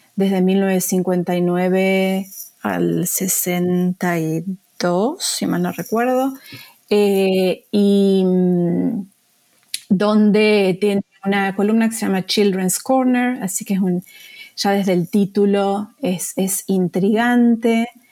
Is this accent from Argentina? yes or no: yes; Argentina; moved away as an adult; now in United States; yo soy argentina, residente acá en Estados Unidos y me vine a hacer el doctorado